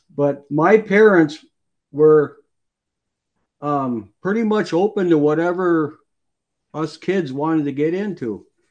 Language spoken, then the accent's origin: English; Wisconsin, United States; I grew up in Wisconsin and I worked on many farms